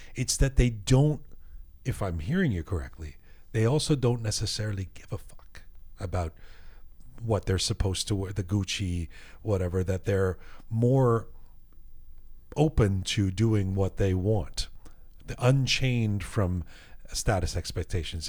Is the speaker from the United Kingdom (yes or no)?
yes; England, United Kingdom; moved away; I grew up in England